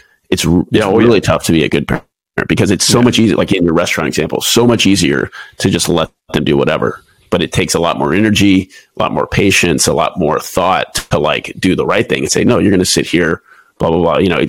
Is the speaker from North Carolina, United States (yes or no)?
no; Houston, Texas, United States; moved away as an adult; also born or lived in Waco, Texas / Pensacola, Florida / Lemoore, California / Japan; now in San Diego, United States; I'm originally from Houston, Texas